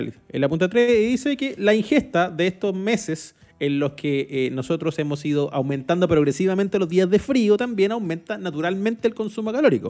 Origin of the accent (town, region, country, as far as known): Chile